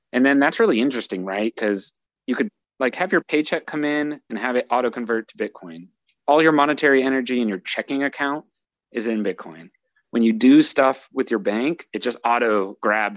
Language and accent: English; United States